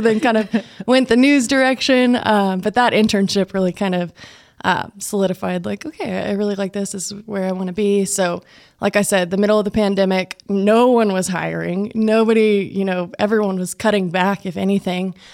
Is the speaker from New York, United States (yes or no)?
no; Plains, Texas, United States; I grew up in Plains, about an hour away here from Lubbock